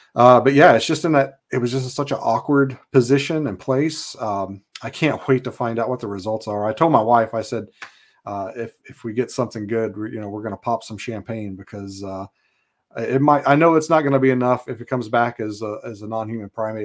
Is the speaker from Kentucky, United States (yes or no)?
yes; Kentucky, United States; moved away as an adult; now in Alaska, United States; I was born in Kentucky, uh, grew up there.